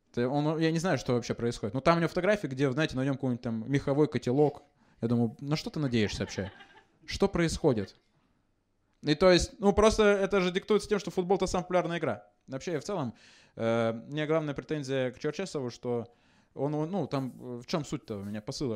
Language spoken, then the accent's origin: Russian; Chelyabinsk, Chelyabinsk Oblast, Russia; я из Челябинска